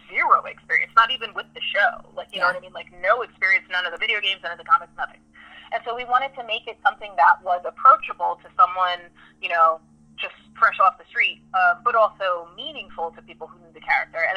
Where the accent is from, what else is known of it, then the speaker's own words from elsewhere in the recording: New York City, New York, United States; I grew up in New York City